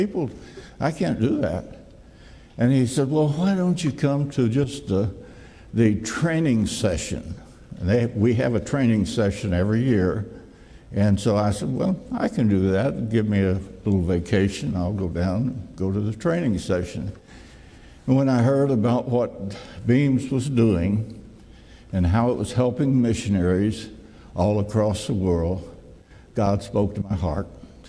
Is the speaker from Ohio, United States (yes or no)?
no; Jasper, Tennessee, United States; by the way, I'm from Jasper, Tennessee. That's down by Chattanooga.